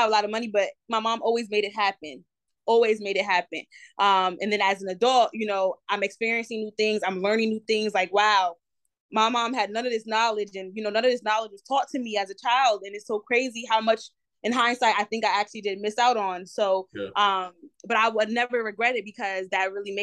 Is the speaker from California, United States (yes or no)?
no; New Jersey, United States; moved away as an adult; now in Charlotte, United States; I'm from Jersey. I'm from New Jersey.